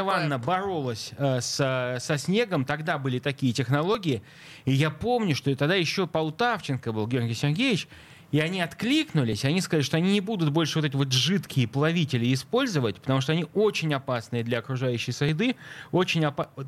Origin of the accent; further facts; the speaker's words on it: Saint Petersburg, Russia; А я как петербуржец хочу сказать, что так. я вырос в занесенном снегом Ленинграде